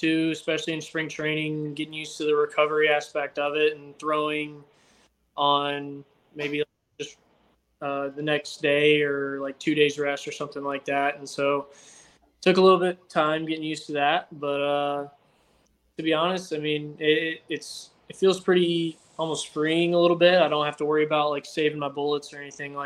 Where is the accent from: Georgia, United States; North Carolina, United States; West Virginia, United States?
Georgia, United States; I was from Georgia